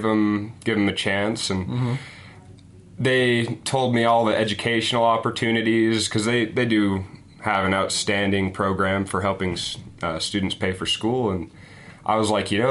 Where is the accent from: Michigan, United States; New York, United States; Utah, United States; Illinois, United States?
Utah, United States; Cedar City; I grew up in Cedar City, Utah